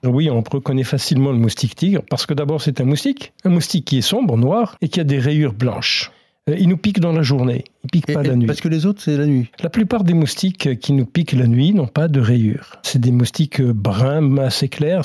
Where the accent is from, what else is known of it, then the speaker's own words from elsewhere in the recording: France; chez nous, en France métropolitaine